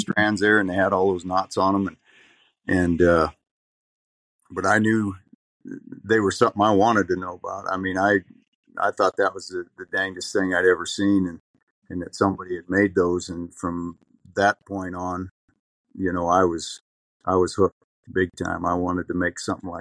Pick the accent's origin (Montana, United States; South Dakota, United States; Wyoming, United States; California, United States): Montana, United States; Lodge Grass; also born or lived in North Dakota; I grew up here. And yeah, I've been here ever since.